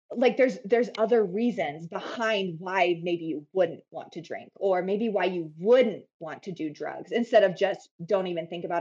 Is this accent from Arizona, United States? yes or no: yes; a tiny town in northern Arizona, United States; also born or lived in Phoenix, Arizona; I grew up in Arizona and I grew up in a really tiny town in northern Arizona.